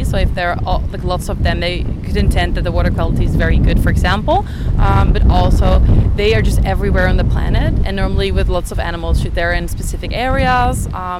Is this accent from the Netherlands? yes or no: yes; Netherlands; moved away as an adult; I'm a student from the Netherlands